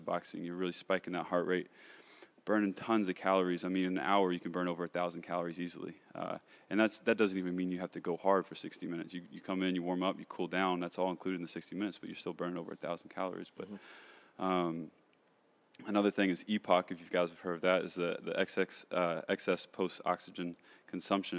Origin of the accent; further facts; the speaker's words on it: Kentucky, United States; moved away as an adult; now in Los Angeles, United States; I'm from Kentucky. Uh, grew up there, born and raised.